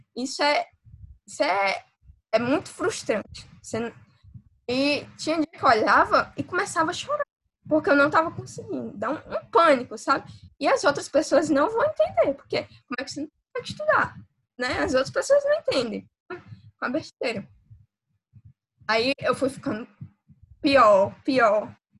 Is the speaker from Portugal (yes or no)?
no; interior of Ceará, Brazil; eu sou do interior do Ceará